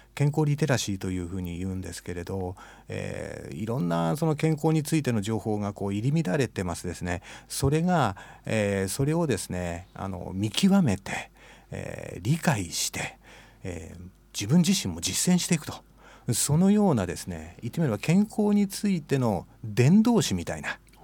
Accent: Matsumoto, Nagano, Japan; moved away as an adult; now in Nishitokyo, Japan; 私は長野の松本市です実家は松本城のすぐ裏です

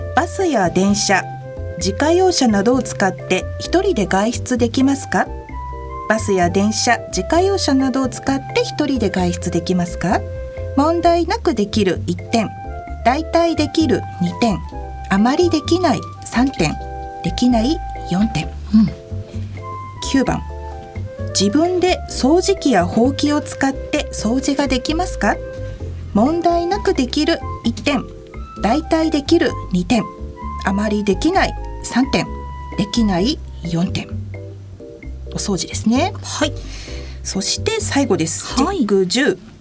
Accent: Sapporo, Hokkaido, Japan; 私の地元札幌

